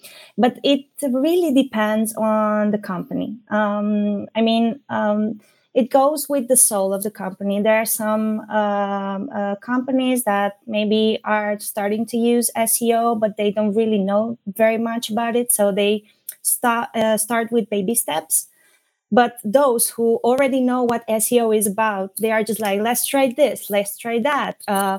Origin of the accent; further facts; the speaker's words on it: Romania; now in Malaga, Spain; I'm Romanian, but I've been living in Malaga for the last 15 years. So yeah, I'm more Spanish than Romanian.